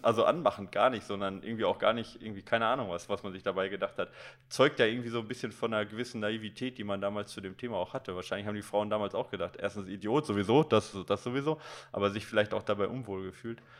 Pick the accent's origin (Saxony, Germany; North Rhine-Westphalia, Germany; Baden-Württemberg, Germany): North Rhine-Westphalia, Germany; Recklinghausen; ich bin in Recklinghausen Süd groß geworden